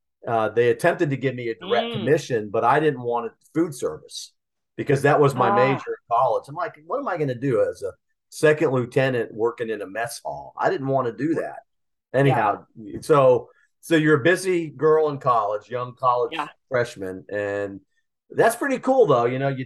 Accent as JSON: {"language": "English", "town": "Stuttgart", "region": "Baden-Württemberg", "country": "Germany", "tie": "born there", "said": "I was born in Stuttgart, by the way."}